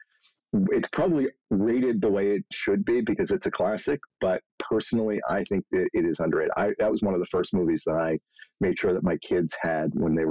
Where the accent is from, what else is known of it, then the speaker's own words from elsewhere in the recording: Philadelphia, Pennsylvania, United States; I grew up in Philadelphia